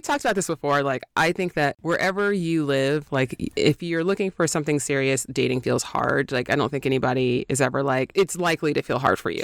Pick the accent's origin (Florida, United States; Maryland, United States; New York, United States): New York, United States; now in Los Angeles, United States; I'm from New York